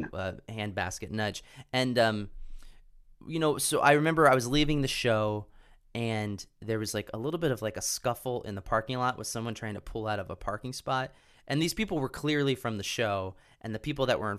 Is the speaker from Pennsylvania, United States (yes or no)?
yes; Pennsylvania, United States; growing up in Pennsylvania